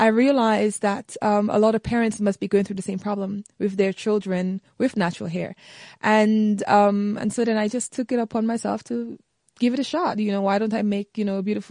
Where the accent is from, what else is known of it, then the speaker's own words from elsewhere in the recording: St. Lucia; I grew up in the Caribbean island of St. Lucia